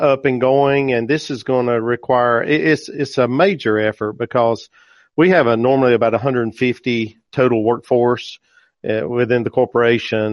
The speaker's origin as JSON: {"language": "English", "town": "Bennett", "region": "North Carolina", "country": "United States", "tie": "born or raised there", "said": "I am from Bennett, North Carolina, just a small town. I'm just a country boy. I grew up on a part-time farm"}